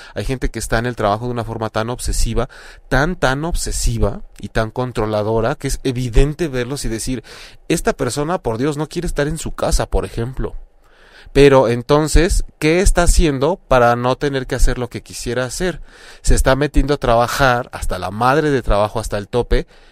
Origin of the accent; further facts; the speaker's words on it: Mexico; lo digo como mexicano